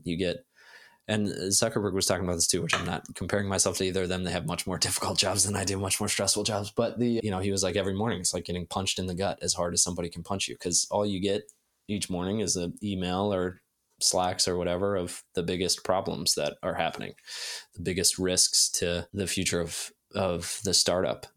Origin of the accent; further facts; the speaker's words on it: Ohio, United States; moved away; also born or lived in Silicon Valley, California; I grew up in Ohio